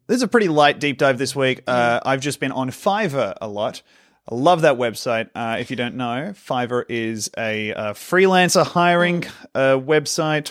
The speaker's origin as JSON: {"language": "English", "country": "Australia", "said": "an Australian"}